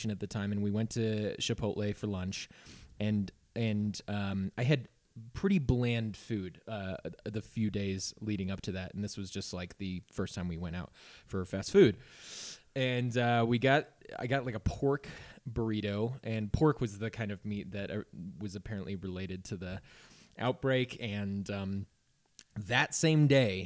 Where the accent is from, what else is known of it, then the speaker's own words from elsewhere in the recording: Naperville, Illinois, United States; It was definitely in my hometown. It was like in Naperville